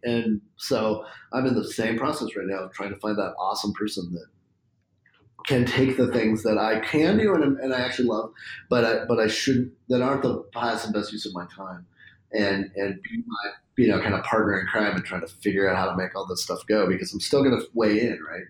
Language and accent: English; Spokane, Washington, United States; born or raised there